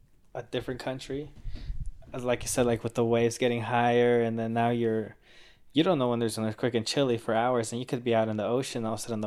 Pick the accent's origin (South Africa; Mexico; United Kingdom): Mexico; born there; because I was born in Mexico and my dad built a house in Mexico a couple years ago.